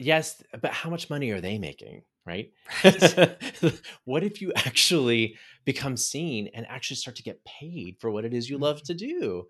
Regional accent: Texas, United States; also born or lived in Pittsburgh; I ended up moving from Pittsburgh to Houston, and where now we actually have planted roots here. I grew up in Southeast Texas. My whole family is here.

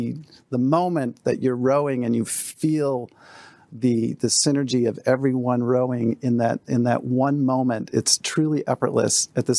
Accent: Des Moines, Iowa, United States; I'm from Des Moines, Iowa. It's not the cradle of rowing.

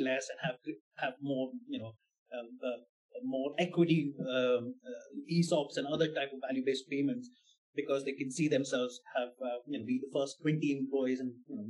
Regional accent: India; moved away; also born or lived in Germany; I'm coming from India

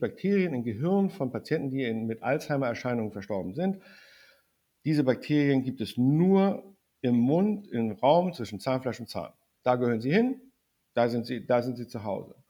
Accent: the North, Northern Germany, Germany; ich komme aus dem Norden

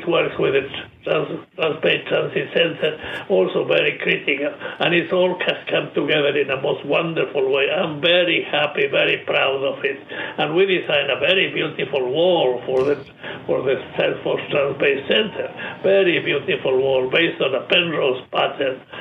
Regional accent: San Miguel de Tucumán, Tucumán, Argentina; now in United States; my hometown, Tucumán, in northwest Argentina

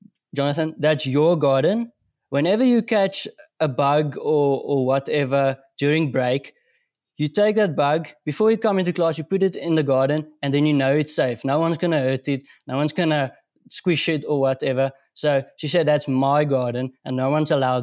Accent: North West, South Africa; I'm from Northwest. I live in Rustenburg.

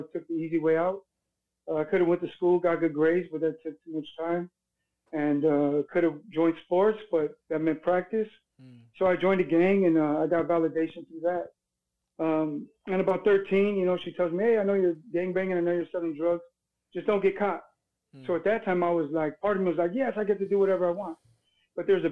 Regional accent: Hawthorne, California, United States; I was born in Hawthorne, California

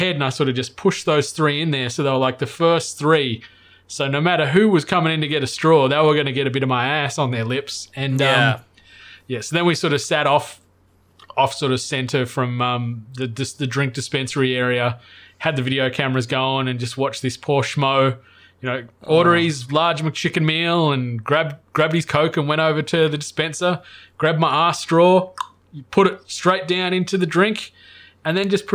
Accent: Cooma, New South Wales, Australia; growing up in Cooma, there's not a huge amount

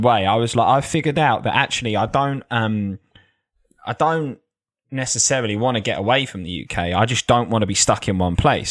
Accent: Essex, East of England, United Kingdom; also born or lived in Australia; I'm from Essex

